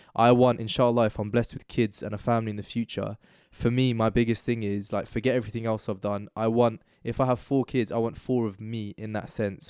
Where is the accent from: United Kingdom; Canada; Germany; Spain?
United Kingdom; there are things about me which are inherently, like, innately British, and then there are also parts of me which are, like, Pakistani